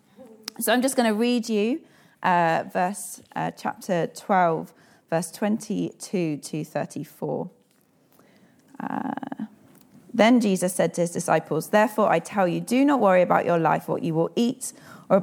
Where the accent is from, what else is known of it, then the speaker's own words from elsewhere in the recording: South Africa; I am South African